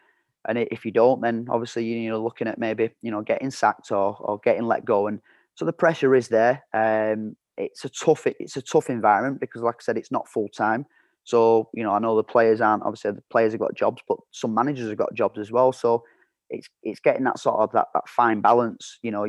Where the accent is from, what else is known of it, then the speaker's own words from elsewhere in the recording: United Kingdom; You know, we had a very good staff there, and we're all British lads, but we had our own backgrounds and we had our own beliefs and our own values.